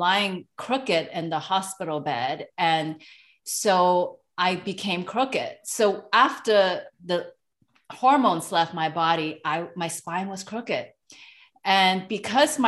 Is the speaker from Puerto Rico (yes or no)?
no; Hong Kong; moved away; I am from Hong Kong originally, so I'm an Asian immigrant.